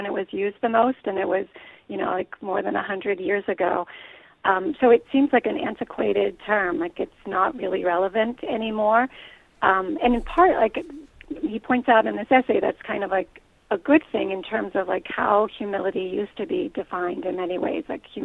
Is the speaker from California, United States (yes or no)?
no; Pittsburgh, Pennsylvania, United States; now in Ann Arbor, United States; I grew up in Pittsburgh